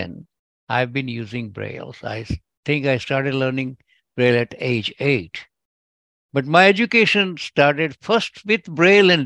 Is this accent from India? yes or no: yes; India; first language Gujarati; English is a second language; moved away as an adult; now in United States; my accent might tell, but I'm originally from India, and I have all my education in India.